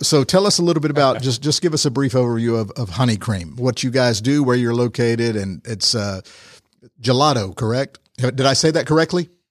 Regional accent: Rome, Georgia, United States; Born and raised in Rome?

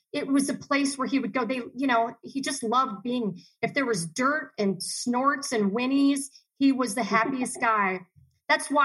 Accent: Dayton, Ohio, United States; also born or lived in Miami, Florida / Chicago / Columbus / Cleveland; now in Arizona, United States; we grew up in Dayton, Ohio, and then we grew up in Miami, Florida

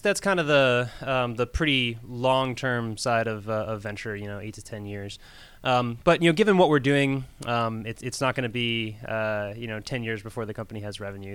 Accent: Florida, United States; moved away as an adult; also born or lived in New York; now in Georgia, United States; I was born in New York, but grew up in Florida

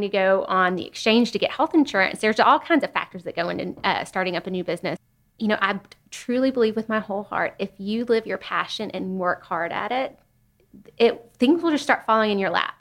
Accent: Chattanooga, Tennessee, United States; I grew up in Chattanooga

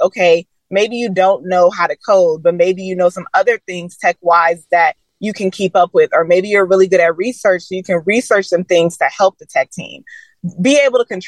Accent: Atlanta, Georgia, United States; also born or lived in Stone Mountain, Georgia; growing up in Atlanta and Stone Mountain

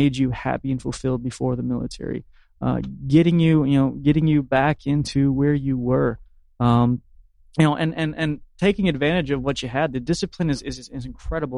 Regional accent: Marianna, Florida, United States; I'm a native of the Panhandle. I grew up in Mariana, you know, middle class.

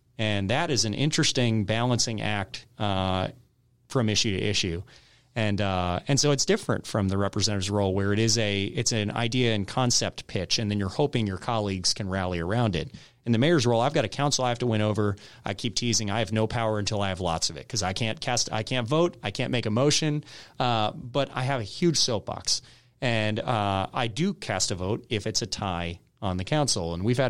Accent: Michigan, United States; born there; also born or lived in California / Texas / North Carolina / Georgia; I was born in Michigan. I lived in Michigan, California, Texas, North Carolina, Georgia.

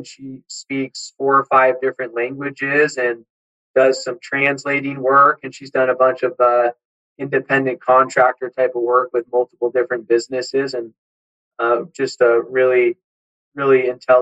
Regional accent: San Diego, California, United States; I grew up in San Diego

